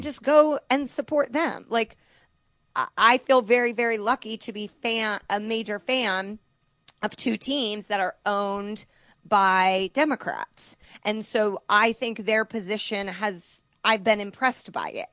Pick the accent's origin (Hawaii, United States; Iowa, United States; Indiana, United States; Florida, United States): Indiana, United States; moved away; I'm from Indiana